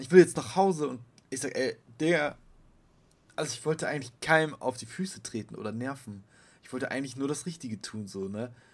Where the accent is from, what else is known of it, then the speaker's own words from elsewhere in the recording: Bremen, Germany; Ich bin Bremer